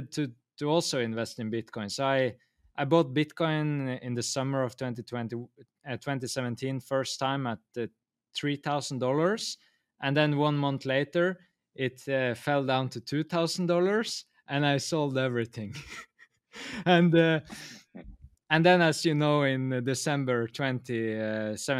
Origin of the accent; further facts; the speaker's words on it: Norway; I'm from Norway, and here heat is so valuable because it's so cold here